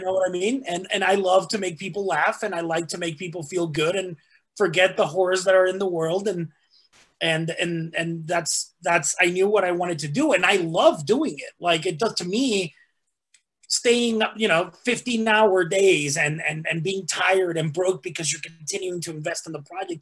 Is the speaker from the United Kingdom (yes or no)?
no; Mexico; also born or lived in Texas; now in United States; even though I was born in Texas, I was raised in Mexico.